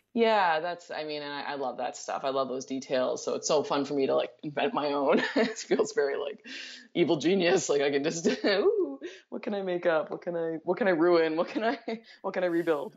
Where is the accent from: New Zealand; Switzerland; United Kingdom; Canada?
Canada; I'm Canadian